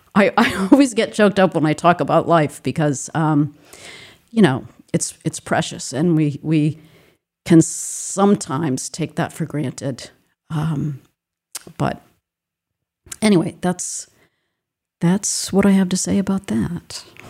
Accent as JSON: {"language": "English", "region": "Rhode Island", "country": "United States", "tie": "born or raised there", "said": "I grew up in Rhode Island"}